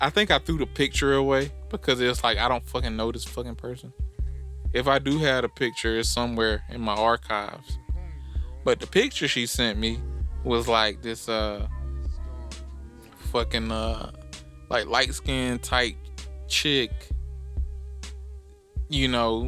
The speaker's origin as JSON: {"language": "English", "town": "Decatur", "region": "Georgia", "country": "United States", "said": "I'm from Atlanta, Decatur."}